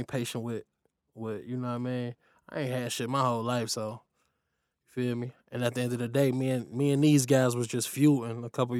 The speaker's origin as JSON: {"language": "English", "town": "Lincoln Heights", "region": "Ohio", "country": "United States", "said": "from Lincoln Heights, Ohio. You know, got the Valley Homes."}